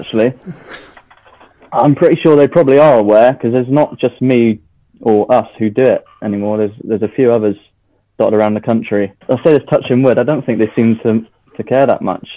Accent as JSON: {"language": "English", "area": "Devon", "region": "South West England", "country": "United Kingdom", "tie": "born or raised there", "said": "I was born in Devon, so I'm I'm Devon born and bred. We live down here"}